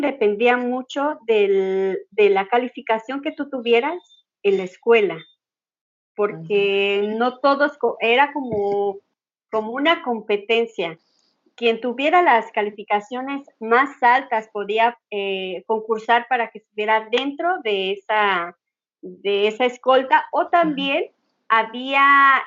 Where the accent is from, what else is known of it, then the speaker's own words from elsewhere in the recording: Mexico; soy mexicana